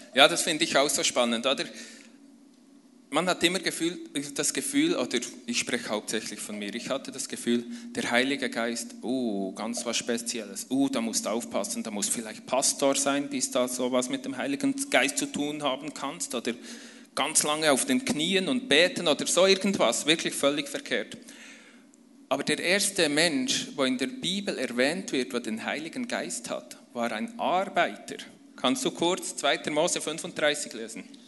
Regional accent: near Bern, Switzerland; komme ich aus der Schweiz. Ich bin in der Nähe von Bern aufgewachsen, auf einem äh, Bauernhof mit fünf Geschwistern

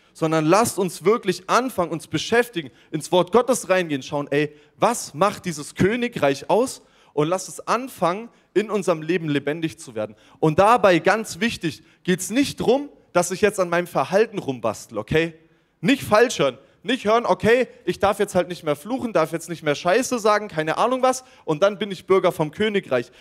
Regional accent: Germany; als Deutscher.

